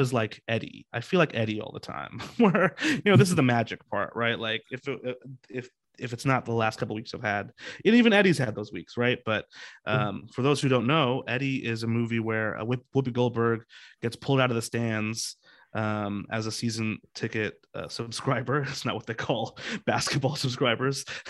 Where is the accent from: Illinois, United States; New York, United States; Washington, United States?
Washington, United States; Seattle; I grew up here in Seattle